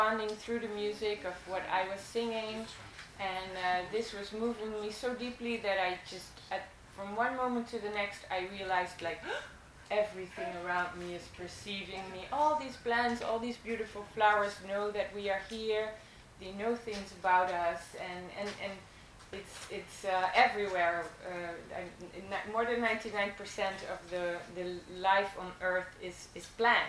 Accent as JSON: {"language": "English", "country": "Netherlands", "tie": "born or raised there", "moved": "as an adult", "lives_now": "Italy", "said": "I'm originally from Holland. I was born in the Netherlands, and 10 years ago I moved to Italy"}